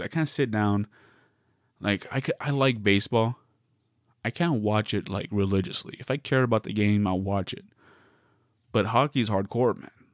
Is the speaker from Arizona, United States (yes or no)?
yes; Arizona, United States; now in Southern California, United States; I'm a Coyotes fan 'cause I'm from Arizona